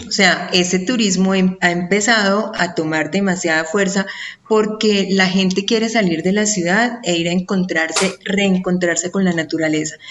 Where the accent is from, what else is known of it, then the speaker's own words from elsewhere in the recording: Colombia; aquí en mi país, en Colombia